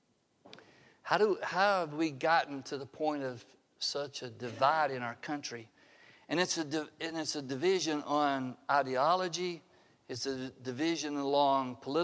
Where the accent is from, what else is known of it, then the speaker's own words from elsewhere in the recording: the South, United States; moved away; I grew up in the South